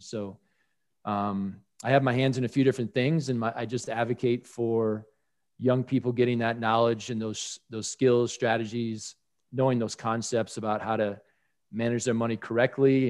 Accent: Colorado, United States; in my home state of Colorado

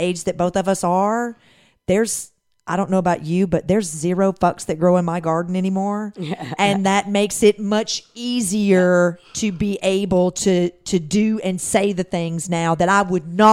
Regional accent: Tennessee, United States; moved away as an adult; now in Atlanta, United States; I grew up in Tennessee

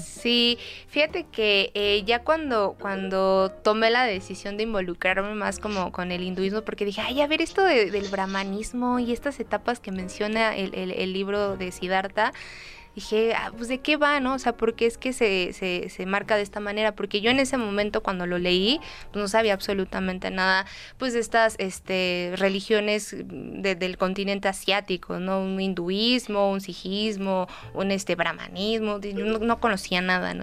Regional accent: Mexico; como buen mexicano o como buen este, latinoamericano

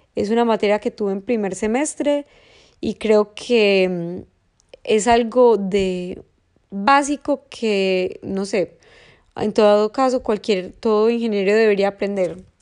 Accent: Medellín, Antioquia, Colombia; yo nací en Medellín y toda la vida estudié en un colegio

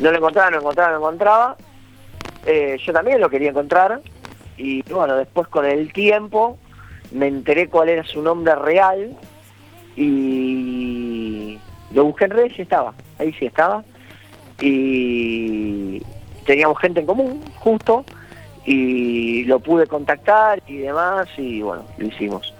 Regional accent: Buenos Aires, Argentina; yo vengo de Buenos Aires

